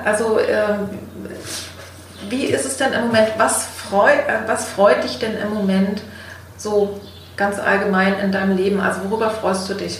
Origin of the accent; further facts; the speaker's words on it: East Germany, Germany; ich bin in, in der DDR geboren